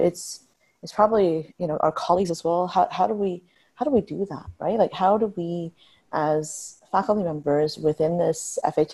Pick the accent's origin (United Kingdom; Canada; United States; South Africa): Canada; Niagara Region, Ontario; I grew up in Niagara region